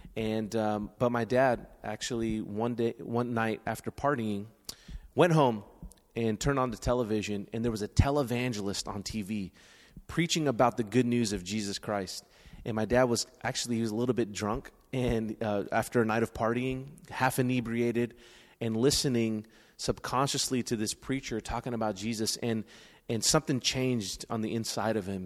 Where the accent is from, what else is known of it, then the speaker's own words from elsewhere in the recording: San Francisco, California, United States; I was born and raised in San Francisco, right here